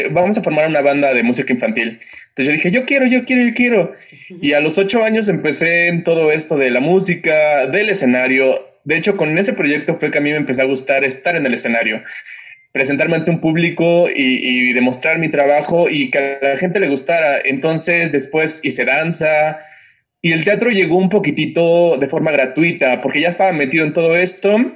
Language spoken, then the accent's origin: Spanish; Oaxaca, Mexico; moved away; also born or lived in Mexico City; yo vengo de Oaxaca y, y quizás son un poquito pretencioso, pero, pero ser de Oaxaca sí marca, marca bastante.